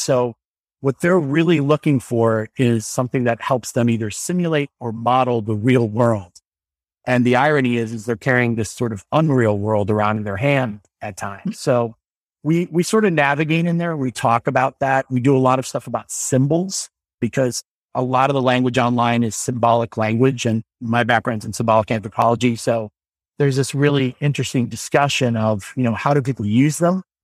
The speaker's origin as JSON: {"language": "English", "town": "Normal", "region": "Illinois", "country": "United States", "tie": "born or raised there", "said": "I went to a lab school called Thomas Metcalf School in Illinois. I'm from the town of Normal."}